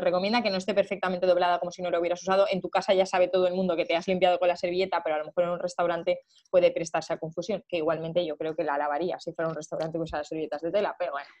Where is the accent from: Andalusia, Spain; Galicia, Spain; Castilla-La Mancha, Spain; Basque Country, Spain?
Castilla-La Mancha, Spain; Cuenca; nosotros somos de Cuenca, mis padres son de Cuenca